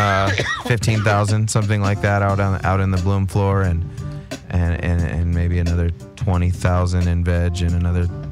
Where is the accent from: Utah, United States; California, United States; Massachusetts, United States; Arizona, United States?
California, United States; San Gabriel Valley; I'm from the San Gabriel Valley.